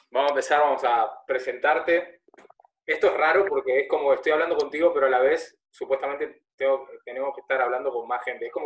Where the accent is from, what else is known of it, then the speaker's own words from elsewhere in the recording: Argentina; now in Reus, Spain; Y a mí me sale que me, escuchan en mi país también, en Argentina, que escucha gente, bueno, obviamente por aquí, por la zona de Reus, Tarragona, de toda esta zona.